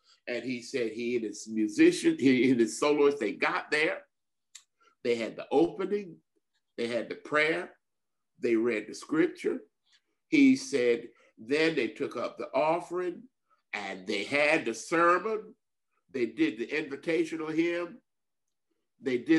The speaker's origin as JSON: {"language": "English", "region": "South Carolina", "country": "United States", "tie": "born or raised there", "said": "I grew up in South Carolina"}